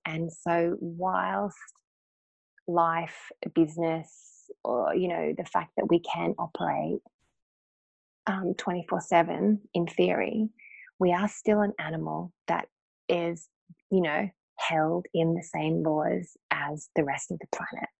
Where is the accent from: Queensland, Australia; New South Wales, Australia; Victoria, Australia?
Queensland, Australia; North; I grew up in North Queensland in Australia in the late 70s